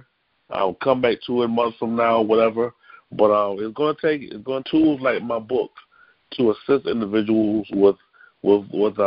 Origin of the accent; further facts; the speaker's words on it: Columbia, South Carolina, United States; I'm actually from Columbia, South Carolina